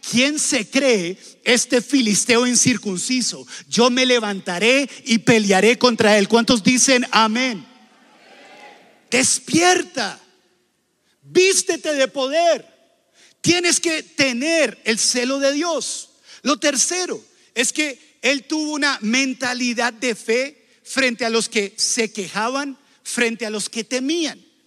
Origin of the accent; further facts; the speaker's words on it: Colombia; Y ustedes dirán, ah, pero eso es Estados Unidos. ¿Eso qué importa? Nosotros somos de Colombia.